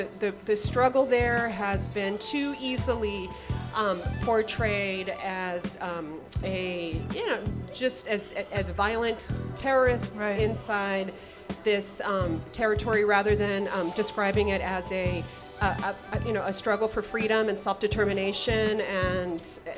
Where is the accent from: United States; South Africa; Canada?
United States; New York; Being a New Yorker, and I was just like, I gotta find something to do.